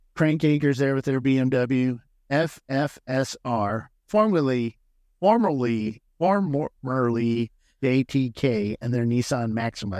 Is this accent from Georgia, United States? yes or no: no; San Diego, California, United States; I grew up in San Diego